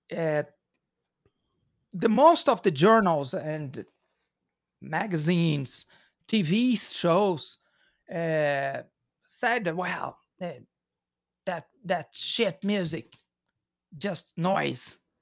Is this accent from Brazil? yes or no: yes; Belo Horizonte, Minas Gerais, Brazil; English is a second language; We are from Belo Horizonte